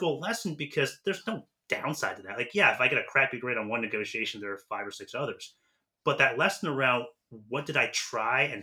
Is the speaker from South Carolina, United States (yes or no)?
no; San Francisco, California, United States; moved away as an adult; also born or lived in Nashville; I'm from San Francisco originally